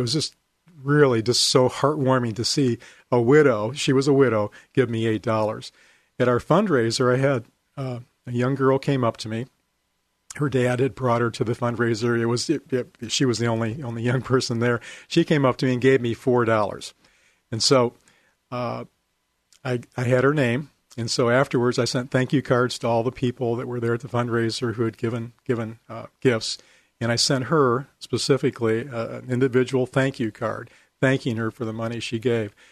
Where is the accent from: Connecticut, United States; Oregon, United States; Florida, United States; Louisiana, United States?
Oregon, United States; I was from Oregon